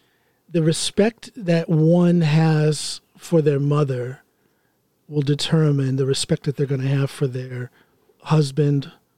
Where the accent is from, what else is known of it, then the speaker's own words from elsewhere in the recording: Ohio, United States; moved away; his home in Ohio, my home state.